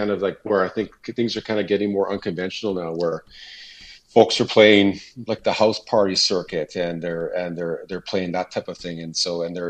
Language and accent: English; Niverville, Manitoba, Canada; I'm a singer-songwriter from Niverville, Manitoba. So born and bred in Manitoba, lived in a few different spots, but ended up back in here in Niverville.